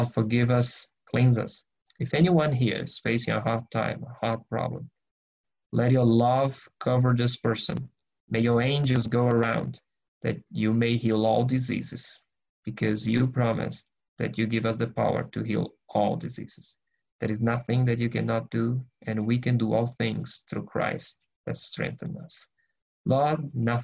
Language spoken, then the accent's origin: English; Brazil; now in Germany; I'm originally from Brazil, but I live in Germany.